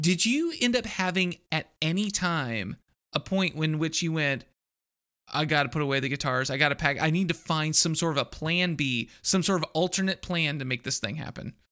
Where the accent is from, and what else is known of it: Texas, United States; born or raised there; also born or lived in Iowa